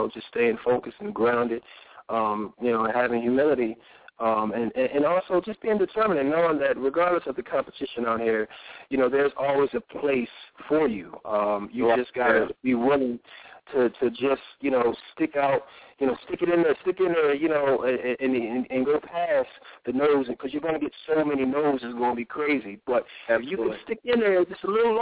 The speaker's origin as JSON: {"language": "English", "town": "Philadelphia", "region": "Pennsylvania", "country": "United States", "tie": "born or raised there", "said": "growing up in Philly"}